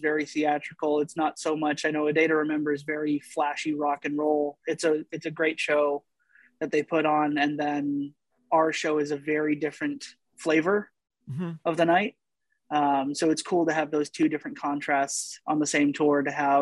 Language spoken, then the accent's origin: English; Canada; being Canadian, two, being a drummer from Canada